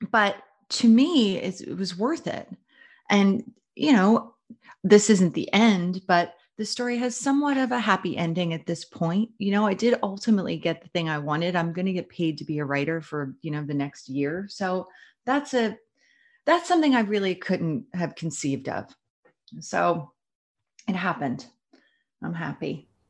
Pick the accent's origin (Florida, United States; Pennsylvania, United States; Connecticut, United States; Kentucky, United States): Pennsylvania, United States; Philadelphia; I'm from Philadelphia, from Jersey, almost the same